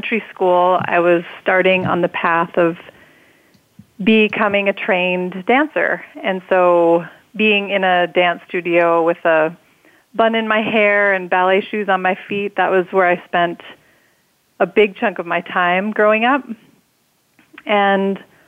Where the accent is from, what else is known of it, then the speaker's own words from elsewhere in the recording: North Dakota, United States; I grew up in North Dakota in a small town